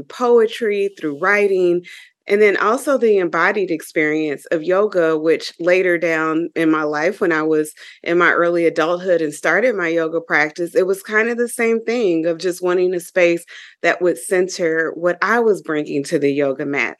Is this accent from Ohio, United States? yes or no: yes; Dayton, Ohio, United States; my experience growing up in Dayton, Ohio as a young African-American girl, and some of the experiences I would have.